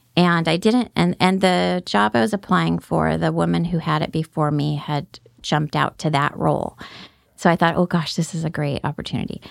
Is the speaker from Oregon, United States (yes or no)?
yes; Salem, Oregon, United States; also born or lived in Roseburg, Oregon; I grew up in Salem mostly from third grade on